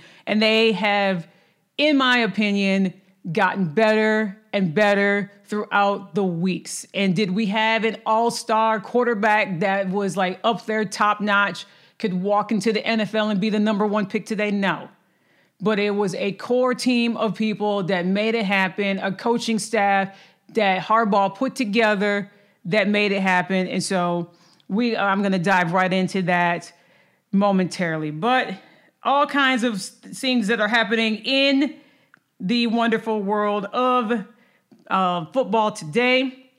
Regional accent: Lansing, Michigan, United States; From the state that I'm originally from Lansing, Michigan, East Lansing area, when your state is shaped as a mitten, that's what it does. It celebrates all four seasons.

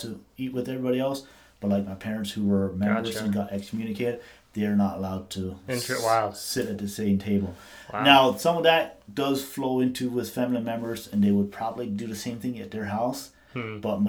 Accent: Lancaster County, Pennsylvania, United States; moved away; I come from the Lancaster County area

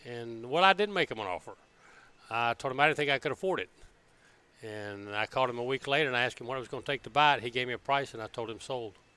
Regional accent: Birmingham, Alabama, United States; moved away as an adult; Born and raised in Birmingham, Alabama

